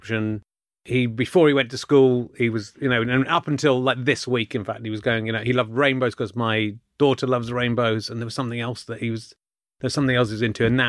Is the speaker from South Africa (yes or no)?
no; Somerset, South West England, United Kingdom; moved away as an adult; I grew up in Somerset for most of my childhood